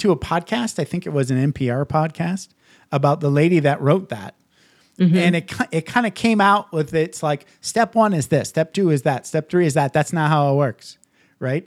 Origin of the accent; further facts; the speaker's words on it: Midwest, United States; I grew up in the Midwest